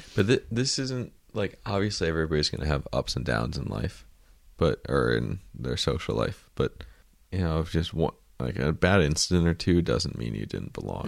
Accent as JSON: {"language": "English", "country": "United States", "said": "I'm an American"}